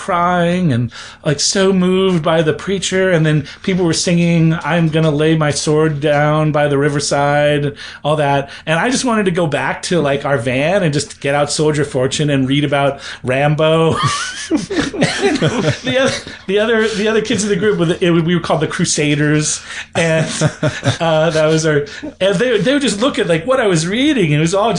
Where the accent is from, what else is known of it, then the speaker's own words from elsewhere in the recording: California, United States; moved away as an adult; also born or lived in Canada / Houston, Texas; now in Austin, United States; I lived in California the majority of my life, but I moved out to Texas in 2006